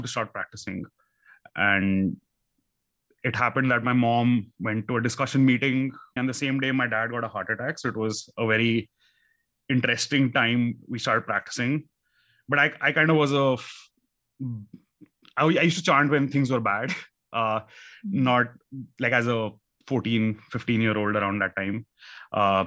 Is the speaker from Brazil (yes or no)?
no; India; growing up in India, that you are living in a concrete house